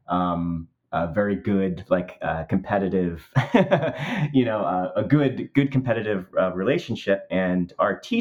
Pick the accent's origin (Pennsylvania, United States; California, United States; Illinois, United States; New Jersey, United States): New Jersey, United States; I grew up on the East Coast in the United States in New Jersey